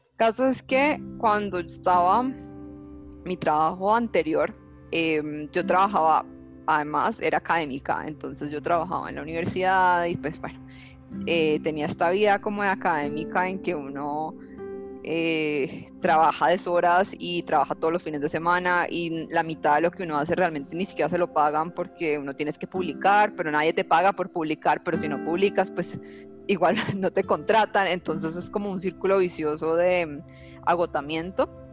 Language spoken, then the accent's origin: Spanish; Cali, Valle del Cauca, Colombia; yo soy de Cali, por donde vivía, había mucha, eh, digamos, yo vivía sobre una montaña que, tiene a Cristo Rey encima